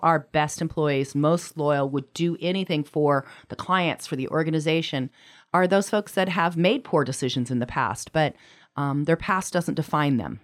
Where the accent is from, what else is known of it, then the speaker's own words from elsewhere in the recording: Anchorage, Alaska, United States; moved away; I'm from Anchorage originally, but hadn't lived here in a number of years